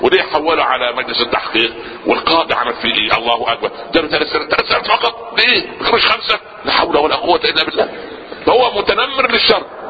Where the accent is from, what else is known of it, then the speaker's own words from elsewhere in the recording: Upper Egypt, Egypt; عندنا في الصعيد